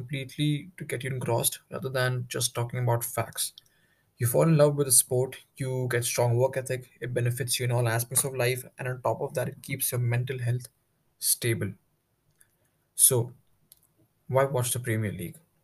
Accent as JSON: {"language": "English", "town": "New Delhi", "region": "Delhi", "country": "India", "said": "I'm from New Delhi, in second year"}